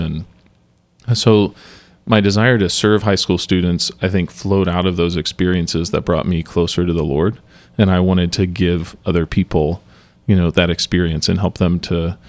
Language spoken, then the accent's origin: English; Dayton, Ohio, United States; now in Indianapolis, United States; Correct. Yeah, I grew up around Dayton, Ohio. Most of my family's from the west side of Cincinnati, too. So not native to Indianapolis, but happy to be here now.